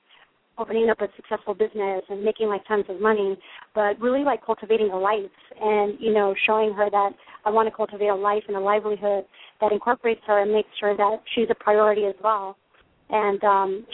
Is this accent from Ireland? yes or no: no; California, United States; moved away; I'm originally from California, so, you know, went back home